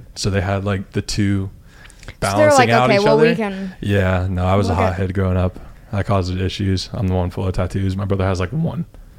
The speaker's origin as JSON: {"language": "English", "town": "Gainesville", "region": "Florida", "country": "United States", "tie": "born or raised there", "also_born_or_lived": "St. Petersburg, Florida", "moved": "as an adult", "said": "I grew up in Gainesville. I moved down here, clearly."}